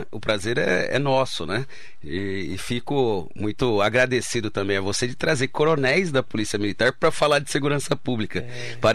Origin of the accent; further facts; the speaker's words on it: São José do Rio Preto, São Paulo, Brazil; É, eu sou natural né, de São José do Rio Preto.